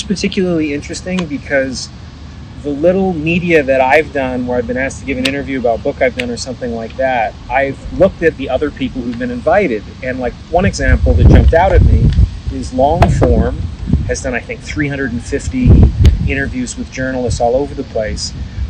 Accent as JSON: {"language": "English", "town": "Vancouver", "region": "British Columbia", "country": "Canada", "tie": "born or raised there", "said": "I remember seeing like the rich neighborhood where I grew up in Vancouver, where all the mansions were, and there are not many mansions in Vancouver."}